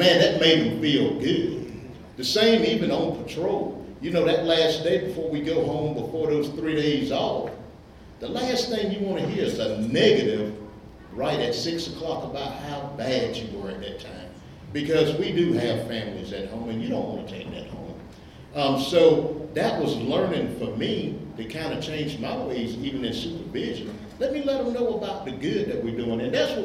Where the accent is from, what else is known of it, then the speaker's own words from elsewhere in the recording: Elberton, Georgia, United States; I grew up in Elberton as a young guy.